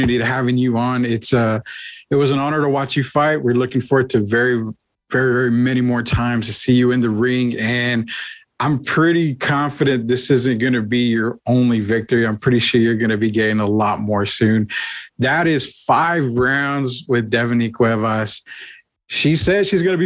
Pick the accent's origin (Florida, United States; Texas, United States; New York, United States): Texas, United States; San Antonio; I grew up in San Antonio. I've been here my entire life